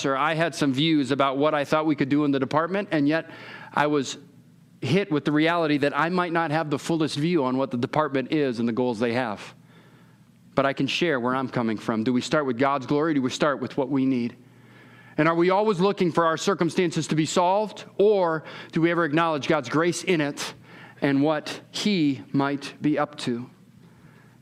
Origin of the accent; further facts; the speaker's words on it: California, United States; I'm from California